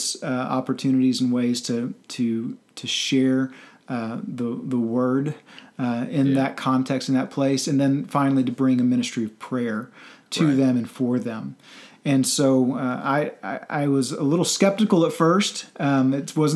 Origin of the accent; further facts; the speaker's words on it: Central Texas, United States; also born or lived in Washington, D.C. area / Northern Virginia; now in Oklahoma City, United States; I'm originally from Central Texas, moved up to D.C.